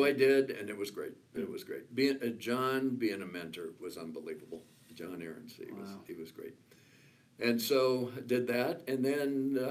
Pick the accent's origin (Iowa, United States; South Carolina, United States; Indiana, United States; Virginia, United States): Iowa, United States; Cedar Rapids; born and raised in Cedar Rapids, Iowa.